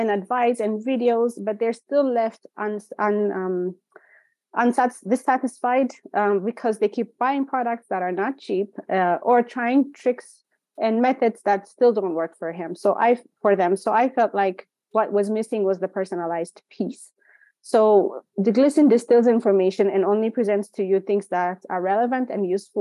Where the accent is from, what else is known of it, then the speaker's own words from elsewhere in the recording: Ethiopia; moved away; also born or lived in Chicago / Minneapolis; Growing up in Ethiopia